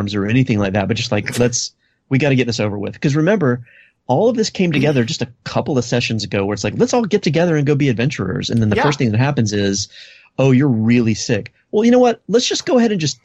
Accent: South Carolina, United States; I'm from South Carolina

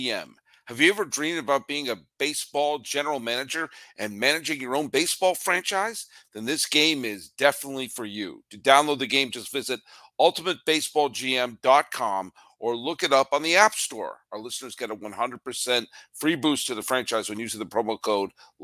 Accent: New England, United States; I'm a native New Englander

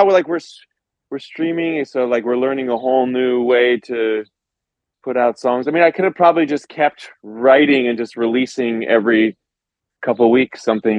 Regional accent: Los Angeles, California, United States; moved away as an adult; also born or lived in New York; I grew up here. I was born in Los Angeles.

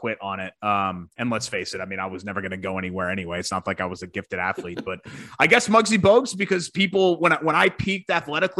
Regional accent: United States; growing up near New York

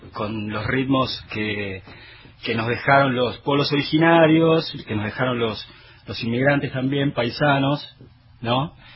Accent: Comodoro Rivadavia, Chubut, Argentina; also born or lived in Puerto Pirámides; yo soy de acá de Comodoro

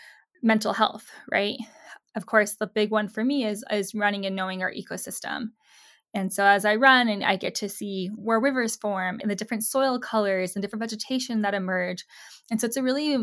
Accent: Southwest, United States; Growing up in the Southwest

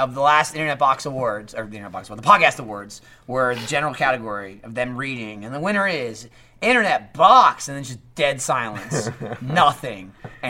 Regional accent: Houston, Texas, United States; You know I'm from Houston?

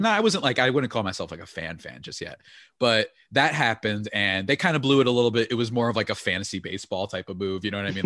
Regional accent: New Jersey, United States; moved away; I'm from New Jersey

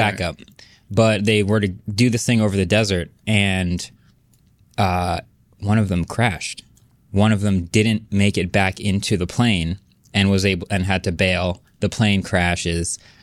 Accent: New Jersey, United States; I was born and raised in Jersey

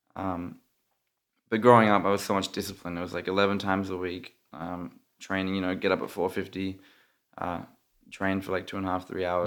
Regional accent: Australia; moved away; I'm Australian

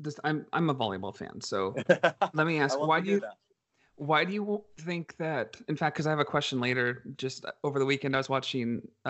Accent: San Jose, California, United States; San Jose, my hometown

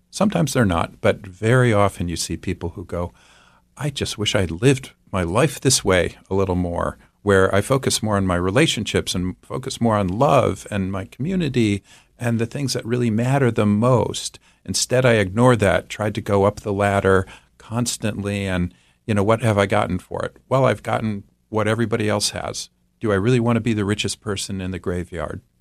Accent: Midwest, United States; I'm from the Midwest

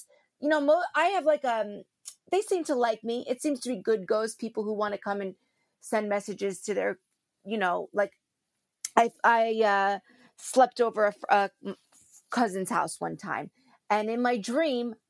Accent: New Jersey, United States; I am from New Jersey.

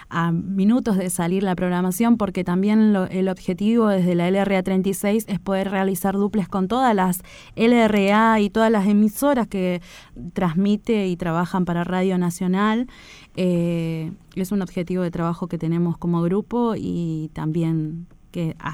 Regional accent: Argentina; la difusión de todos los hechos antárticos y la actividad antártica que se realiza eh, acá como país, como argentinos.

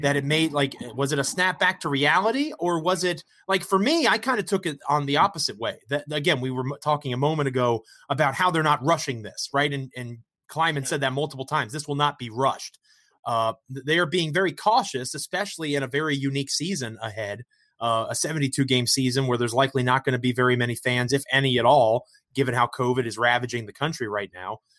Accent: Virginia, United States; I'm from Virginia

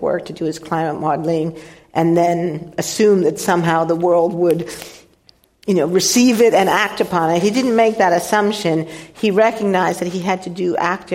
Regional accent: United States; in the 1960s, growing up in the United States

